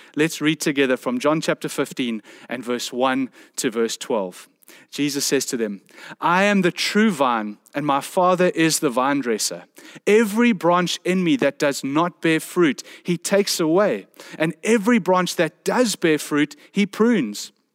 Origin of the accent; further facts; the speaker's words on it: South Peninsula, Western Cape, South Africa; I come from the South Peninsula